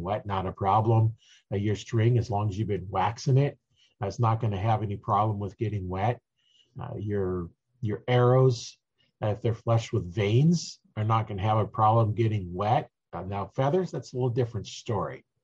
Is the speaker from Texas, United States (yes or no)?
no; Nebraska, United States; I'm from Nebraska, so we hunt in the wintertime